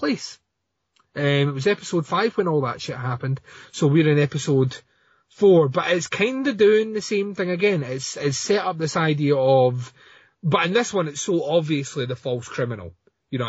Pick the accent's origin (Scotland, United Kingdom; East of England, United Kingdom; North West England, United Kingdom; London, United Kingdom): Scotland, United Kingdom; I'm Scottish. We're all sarcastic here